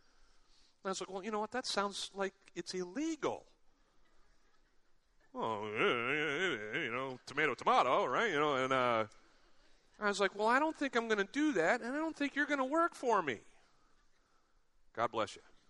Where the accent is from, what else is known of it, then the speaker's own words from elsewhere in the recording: United States; growing up in America